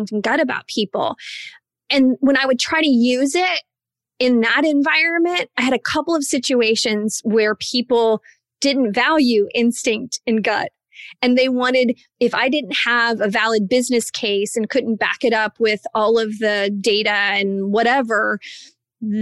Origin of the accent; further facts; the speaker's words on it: Indiana, United States; I am from a small town in Indiana